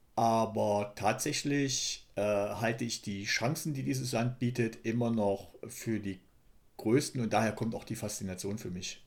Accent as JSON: {"language": "German", "region": "Thuringia", "country": "Germany", "said": "ich komme aus Ostdeutschland"}